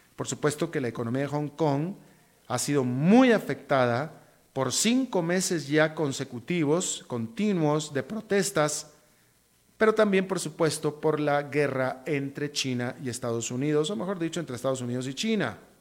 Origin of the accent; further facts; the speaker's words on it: Costa Rica; como tico